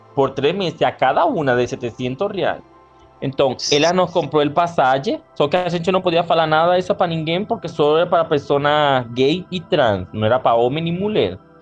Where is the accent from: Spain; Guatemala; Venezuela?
Venezuela; moved away as an adult; also born or lived in Manaus, Brazil; now in Brazil; yo salí de Venezuela